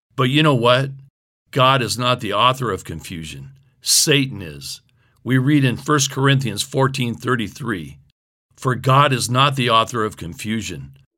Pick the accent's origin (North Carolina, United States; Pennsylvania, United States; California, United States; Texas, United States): California, United States; Growing up in California, we always referred to it as Berserkly